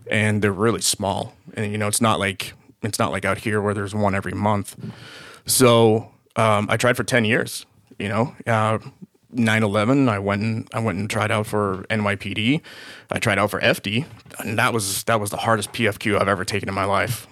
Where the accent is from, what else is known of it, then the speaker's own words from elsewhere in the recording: Boston area, Massachusetts, United States; moved away as an adult; now in Los Angeles, United States; I was born and raised in Boston. Uh, actually, a city s, right outside of Boston.